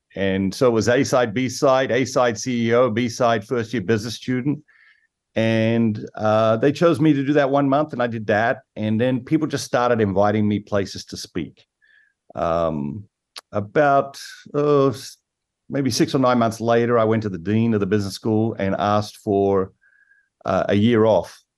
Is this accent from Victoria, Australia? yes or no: no; Sydney, New South Wales, Australia; moved away as an adult; now in United States; I grew up in Sydney, as, as you mentioned, Sydney, Australia